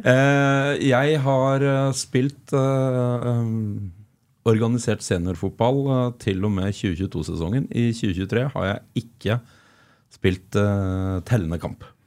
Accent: Flisa, Innlandet, Norway; som smågutt eh, vokste opp på Flisa

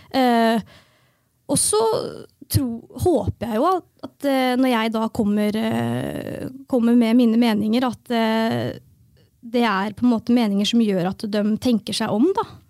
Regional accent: Fredrikstad, Østfold, Norway; jeg er jo født og oppvokst i Fredrikstad

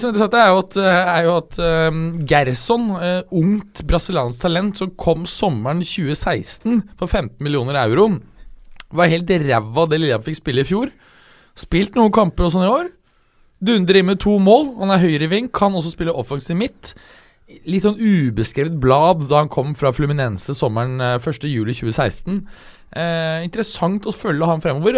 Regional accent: Norway; jeg er norsk

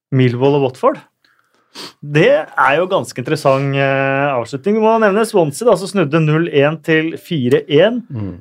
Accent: Norway; er eh, født og oppvokst i Norge og norske foreldre, har følt oss norske hele livet

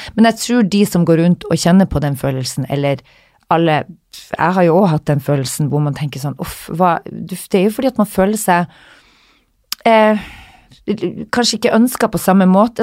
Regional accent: Northern Norway, Norway; moved away; also born or lived in London; når jeg var hjemme i Nord-Norge

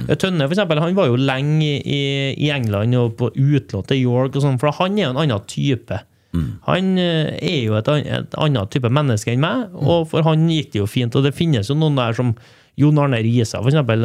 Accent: Trondheim, Trøndelag, Norway; moved away as an adult; also born or lived in Stavanger area (Randaberg); now in Stavanger, Norway; jeg og fruen er fra Heimdal, så vi vet at vi skal tilbake til Trondheim

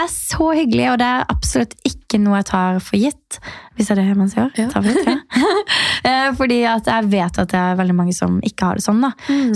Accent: Birkeland, Agder, Norway; now in Oslo, Norway; jeg er rett og slett eh, vokst opp på et veldig lite sted som heter Birkeland. Ja. Og der, eh, altså Det er ca. en halvtime unna Kristiansand. Så det er på Sørlandet

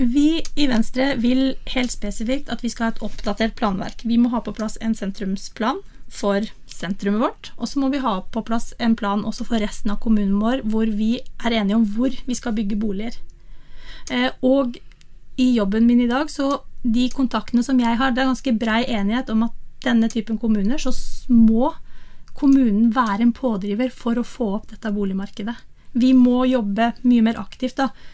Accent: Miland, Vestfold og Telemark, Norway; jeg er jo født og oppvokst på Milan

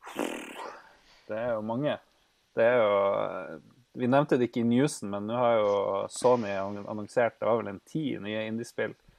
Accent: Norway; som nordmann

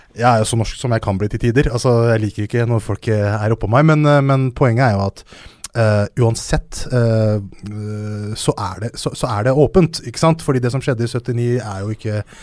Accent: Hønefoss, Buskerud, Norway; jeg kommer fra Hønefoss. Jeg kommer fra en bygd som heter Haugsbygd

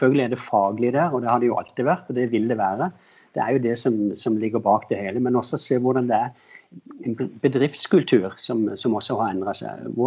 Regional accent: Agder, Norway; moved away as an adult; now in Oslo, Norway; Jeg flytta inn fra, fra Sørlandet da jeg var litt yngre, yngre voksen. og og jeg jobba i Loreal også mens jeg var på Sørlandet

